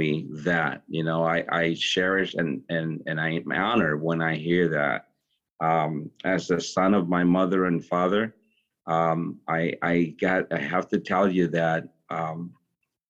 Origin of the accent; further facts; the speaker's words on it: Hartford, Connecticut, United States; I grew up in Hartford.